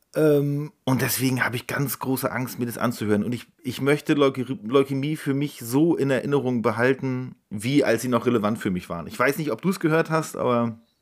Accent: Rostock, Mecklenburg-Vorpommern, Germany; meinem Verein aus der Heimat aus Rostock

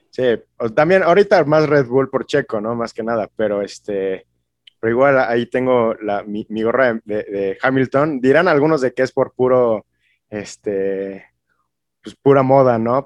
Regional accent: Mexico; yo como mexicano

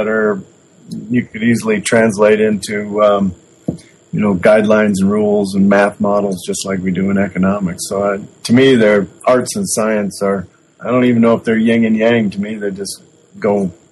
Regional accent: Duluth, Minnesota, United States; moved away as an adult; also born or lived in Sweden; now in Wyoming, United States; I grew up in near Duluth, Minnesota.

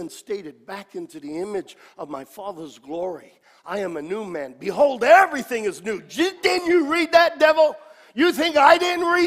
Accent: New York, United States; me as a New Yorker

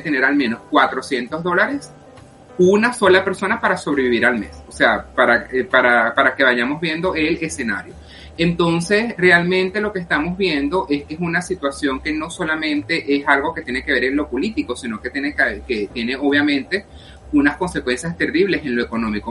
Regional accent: Venezuela; moved away as an adult; also born or lived in Peru; now in United States; como venezolano y como periodista también

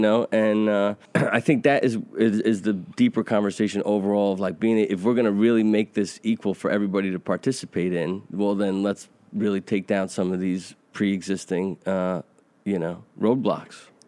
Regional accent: United States; I'm a white Caucasian, uh, American

